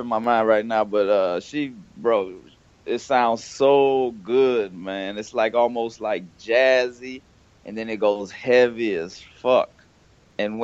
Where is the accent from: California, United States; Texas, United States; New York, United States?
Texas, United States; Houston; I'm from Houston, Texas